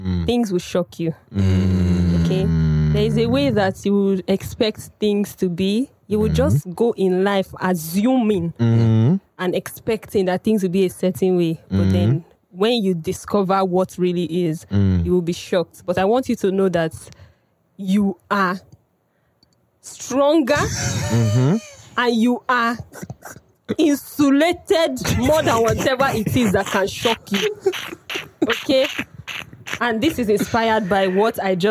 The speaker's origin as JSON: {"language": "English", "region": "Cross River", "country": "Nigeria", "said": "I hail from Cross River State. I hail from Cross River State, a very minority group"}